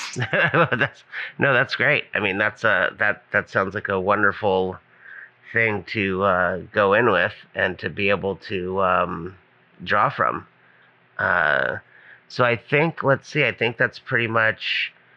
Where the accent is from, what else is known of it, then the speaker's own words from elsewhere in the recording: Hawaii, United States; I'm from Hawaii